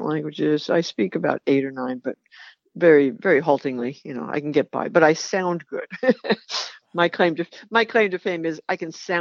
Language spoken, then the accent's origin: English; New York City, New York, United States; I grew up in New York City after the war